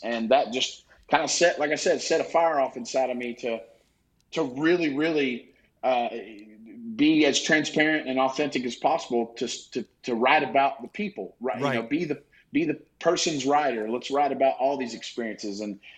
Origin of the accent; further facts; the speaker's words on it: East Tennessee, United States; also born or lived in Nashville, Tennessee; Growing up in East Tennessee, I live in Nashville now, but growing up in East Tennessee